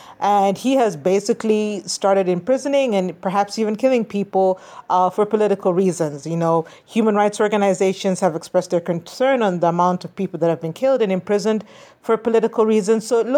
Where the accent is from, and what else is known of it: Kenya